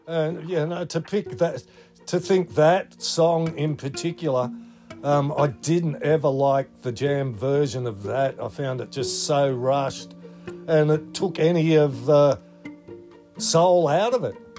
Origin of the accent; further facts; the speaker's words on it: Australia; I'm second generation Aussie with Shetland heritage